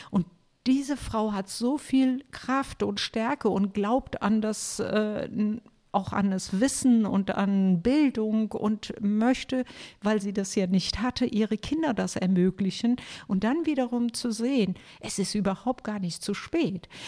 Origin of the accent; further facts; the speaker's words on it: Germany; hier bei uns in Deutschland